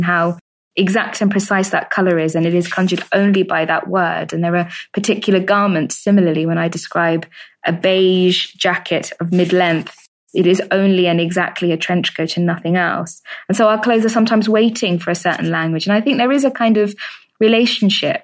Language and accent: English; United Kingdom; I'm British